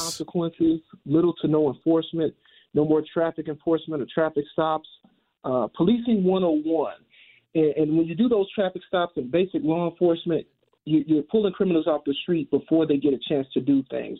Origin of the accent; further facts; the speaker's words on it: St. Louis, Missouri, United States; moved away as an adult; I'm born and raised in Saint Louis. I don't live here now